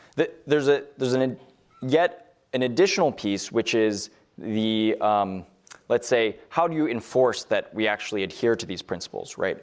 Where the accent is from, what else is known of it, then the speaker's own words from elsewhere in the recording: Los Alamos, New Mexico, United States; I grew up in Los Alamos, New Mexico